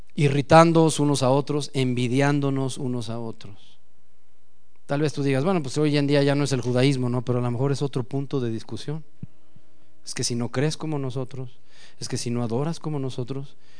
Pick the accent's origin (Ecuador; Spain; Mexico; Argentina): Mexico; como nacos mexicanos no pronunciamos como debe de ser la palabra